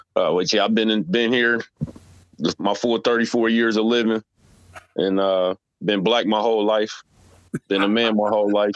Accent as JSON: {"language": "English", "town": "Cincinnati", "region": "Ohio", "country": "United States", "tie": "born or raised there", "said": "I grew up in Cincinnati"}